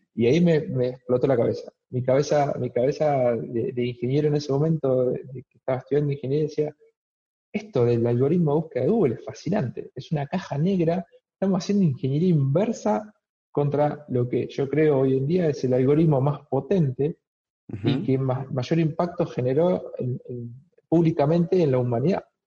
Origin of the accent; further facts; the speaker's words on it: Argentina; moved away as an adult; now in Melbourne, Australia; soy argentino